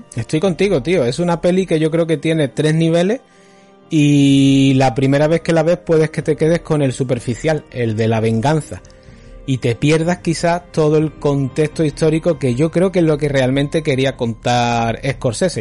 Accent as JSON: {"language": "Spanish", "town": "Málaga", "region": "Andalusia", "country": "Spain", "tie": "born or raised there", "said": "nos criamos en el Five Point de, Málaga"}